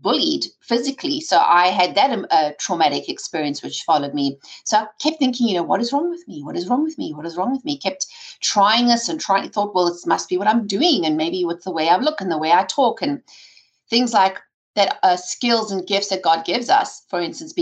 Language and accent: English; South Africa; I grew up in South Africa with an entrepreneurial father